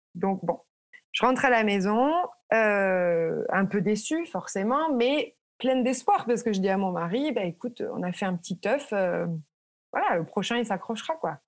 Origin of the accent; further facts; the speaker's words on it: France; moved away as an adult; now in United States; en tant que Français